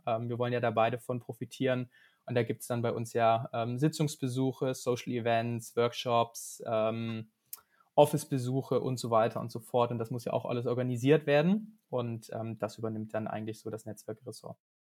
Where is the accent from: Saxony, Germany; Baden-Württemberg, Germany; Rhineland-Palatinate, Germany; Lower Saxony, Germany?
Baden-Württemberg, Germany; Biberach; moved away as an adult; also born or lived in Munich / Shanghai; now in Münster, Germany; Ich komme gebürtig aus Biberach. Ähm, das ist in der Nähe vom Bodensee, ganz im Süden Deutschlands.